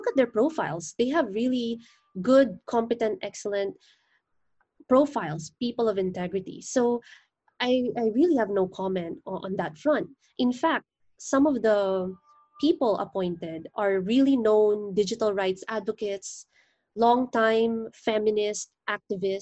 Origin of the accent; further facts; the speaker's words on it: Philippines; I'm a lawyer from the Philippines